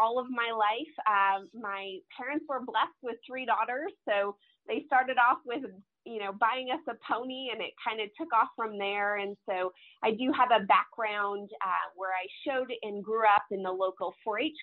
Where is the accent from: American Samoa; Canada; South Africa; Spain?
Canada; Calgary, Alberta; moved away as an adult; now in Texas, United States; I was originally born and raised in Calgary, Alberta, Canada